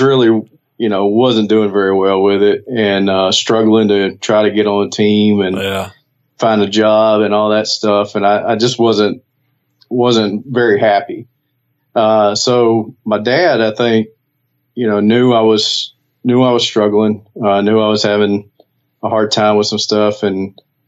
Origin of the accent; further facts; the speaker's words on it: Bastrop, Louisiana, United States; I grew up in Northeast Louisiana